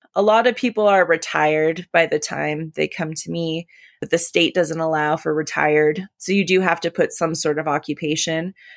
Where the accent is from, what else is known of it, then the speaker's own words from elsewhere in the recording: California, United States; moved away as an adult; also born or lived in Colorado; now in Colorado Springs, United States; my hometown of California